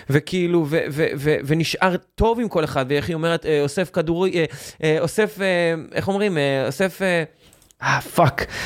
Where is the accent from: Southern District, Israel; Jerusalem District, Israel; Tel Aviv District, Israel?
Tel Aviv District, Israel; Or Yehuda; אני גדלתי, אני גדלתי באור יהודה